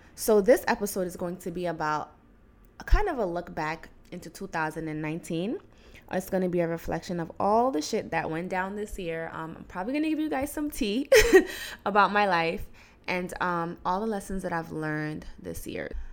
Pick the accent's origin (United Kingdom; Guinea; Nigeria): Guinea; moved away; I was born in Guinea. I went to school in Guinea.